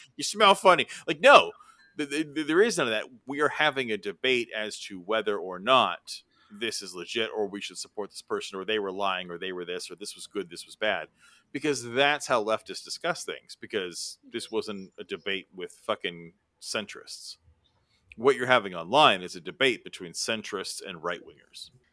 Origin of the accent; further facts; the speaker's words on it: California, United States; I'm from California